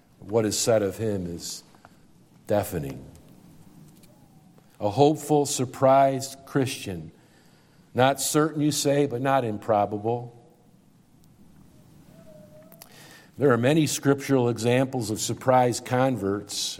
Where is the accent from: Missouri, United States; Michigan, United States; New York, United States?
New York, United States; Syracuse; I'm from Syracuse